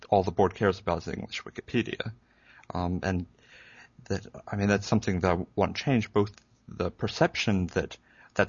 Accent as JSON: {"language": "English", "region": "Hawaii", "country": "United States", "tie": "born or raised there", "moved": "yes", "lives_now": "Columbia, United States", "said": "I grew up in Hawaii, though living in Columbia, South Carolina now"}